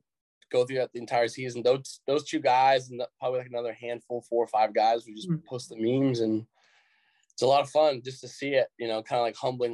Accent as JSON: {"language": "English", "town": "Austin", "region": "Texas", "country": "United States", "said": "I'm from Austin"}